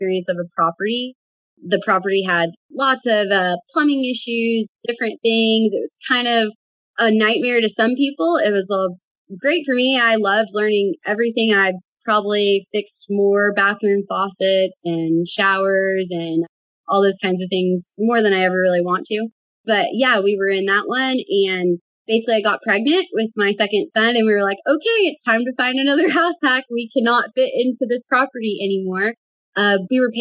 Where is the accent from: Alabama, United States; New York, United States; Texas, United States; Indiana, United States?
Texas, United States; Fort Worth; I'm from Fort Worth, Texas